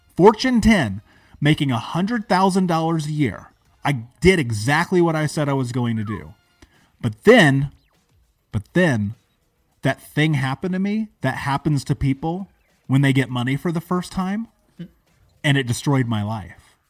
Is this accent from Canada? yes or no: no; United States; I grew up in America. I grew up in a major city.